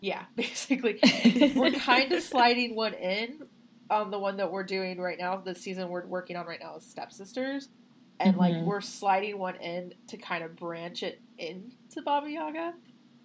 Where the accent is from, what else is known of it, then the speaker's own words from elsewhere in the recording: West Memphis, Arkansas, United States; the West Memphis Three, which was a big case in my hometown